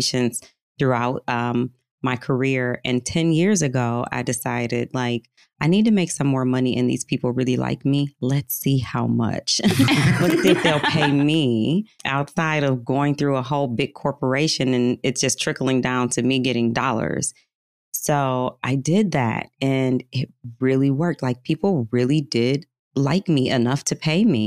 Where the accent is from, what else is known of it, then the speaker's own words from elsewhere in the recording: Detroit, Michigan, United States; Metro Detroit. Yep. Suburb outside of Detroit